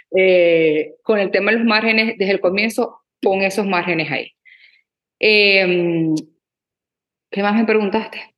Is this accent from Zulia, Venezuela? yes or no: yes; Maracaibo, Zulia, Venezuela; also born or lived in Abu Dhabi; now in Los Angeles, United States; yo soy de Maracaibo, Venezuela